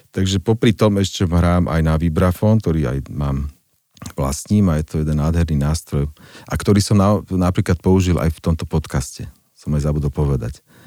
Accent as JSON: {"language": "Slovak", "country": "Slovakia", "said": "ja som vyštudoval vysokú školu a sa môžem pochváliť ako prvý Slovák"}